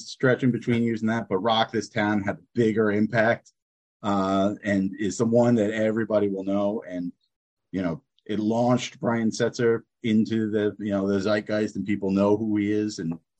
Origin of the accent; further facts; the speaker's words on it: New Jersey, United States; now in Hanoi, Vietnam; from New Jersey, currently in Hanoi, Vietnam